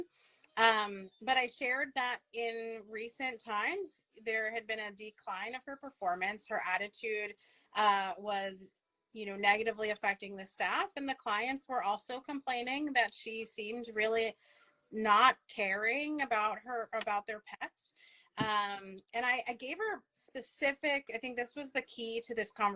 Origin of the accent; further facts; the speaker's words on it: Ronkonkoma, New York, United States; I grew up in Long Island